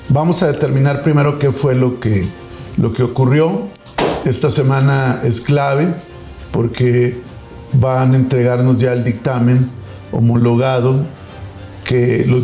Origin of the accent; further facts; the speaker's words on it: Coahuila, Mexico; yo me siento orgullosamente coahuilense y tengo un cariño muy especial por Guerrero también.